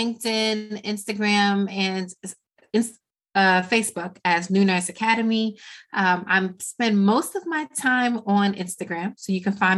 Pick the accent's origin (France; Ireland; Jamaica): Jamaica; I am Jamaican and there is a house in the hills of St. Anne's that I will always return to no matter what.